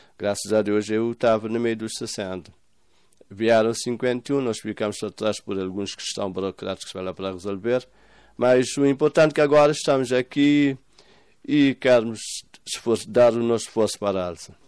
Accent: São Vicente island, Cape Verde; moved away as an adult; now in Moita, Portugal; Sou da Ilha de São Vicente

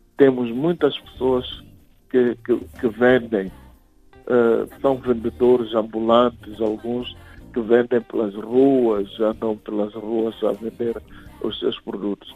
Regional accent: Gaza Province, Mozambique; now in Maputo, Mozambique; Nasci em Gaza, mas vivo na cidade de Maputo

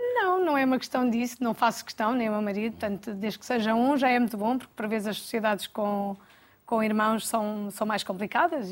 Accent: Alcobaça, Leiria District, Portugal; Nasci em Alcobaça, uhum. uh, onde vivemos também

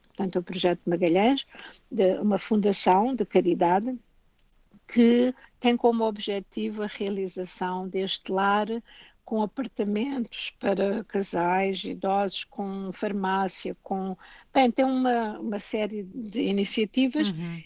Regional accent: Portugal; moved away as an adult; also born or lived in London, United Kingdom; now in Canada; Eu sou canadiana e sou portuguesa

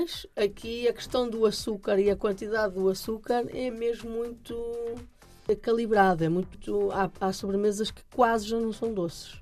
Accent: Norte, Portugal; na minha terra se chama bolinho de bacalhau

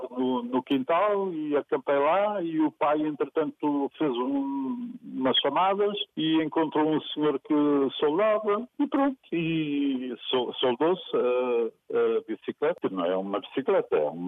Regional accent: Angola; also born or lived in Vila Nova de Gaia, Portugal; now in Portugal; eu nasci em Gaia, mas com um ano os meus pais levaram para Angola. Depois, eh, quando vim de Angola em 75, eh, pronto, nunca parei no mesmo sítio, né?

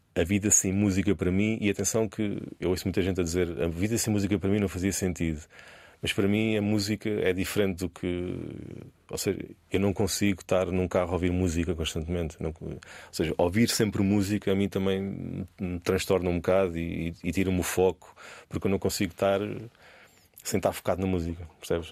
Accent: Portugal; E eu sou português

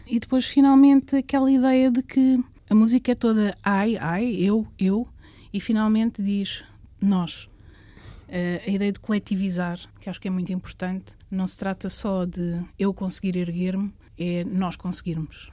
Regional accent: Coimbra, Centro, Portugal; minha terra é Coimbra

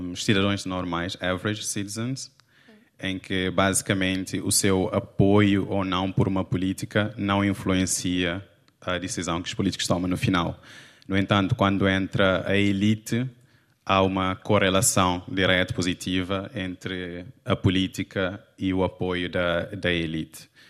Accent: Cape Verde; now in Portugal; eu crescendo não tinha acesso a livros

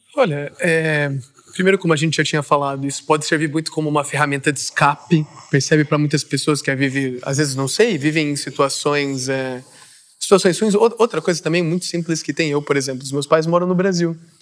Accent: Vila Real de Santo António, Faro, Portugal

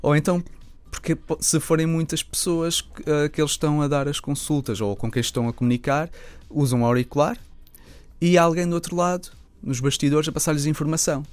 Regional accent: Lisbon, Portugal; sendo Lisboeta

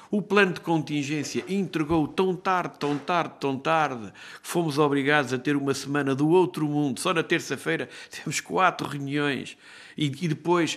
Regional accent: Castelo Branco, Centro, Portugal; eu sou de Castelo Branco

